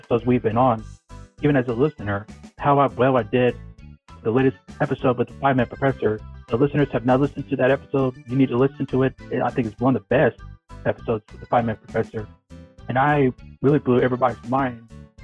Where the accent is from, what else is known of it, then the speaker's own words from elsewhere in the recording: Winter Park, Florida, United States; myself growing up in Winter Park, the Orlando area